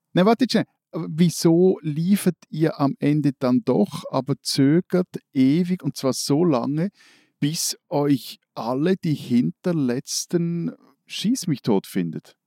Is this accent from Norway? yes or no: no; Switzerland; als Schweizer